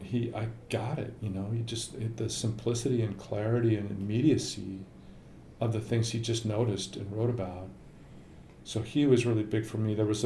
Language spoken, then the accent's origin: English; Lincoln, Nebraska, United States; Lincoln, Nebraska.